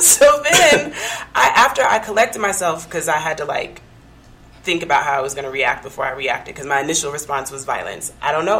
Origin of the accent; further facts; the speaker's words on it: Denver, Colorado, United States; also born or lived in New Mexico; now in Albuquerque, United States; I'm originally from Denver, now living in New Mexico